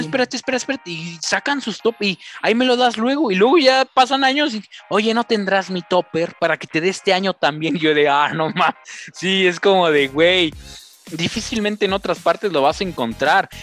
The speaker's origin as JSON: {"language": "Spanish", "region": "Tlaxcala", "country": "Mexico", "said": "soy de Tlaxcala"}